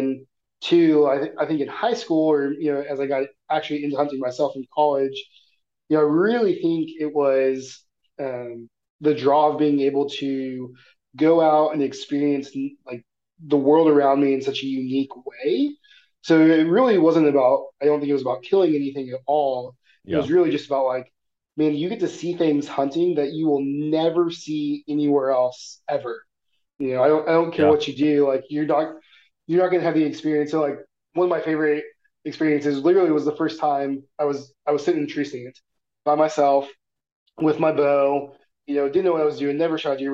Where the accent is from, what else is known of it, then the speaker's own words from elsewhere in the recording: Missouri, United States; growing up in Missouri, you know there's foxes all over the place, but you never see them